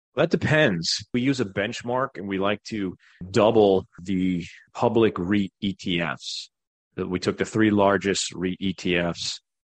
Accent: Long Island, New York, United States; moved away as an adult; now in Greenville, United States; I was born in New York, Long Island, grew up there, middle class family

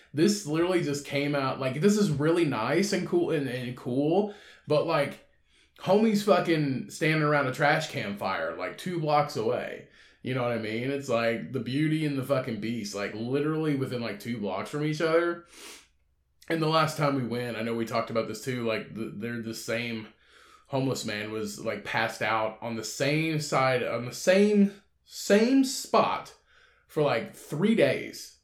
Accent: Indiana, United States; where I'm from in my hometown which is just a short drive away from where I live now, uh, like thirty minutes away

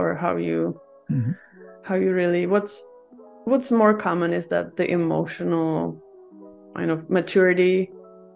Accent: Czechia; moved away as an adult; now in Vancouver, Canada; I'm originally from Czech Republic, and my family is from Greece.

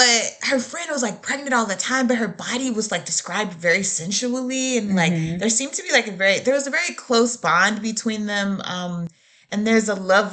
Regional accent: Shreveport, Louisiana, United States; now in Nashville, United States; I grew up in Louisiana

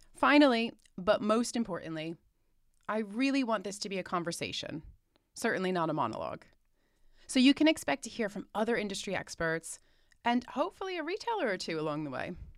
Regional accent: United States; moved away as an adult; now in United Kingdom; I'm American by birth, but have lived in the U K for nearly half my life now

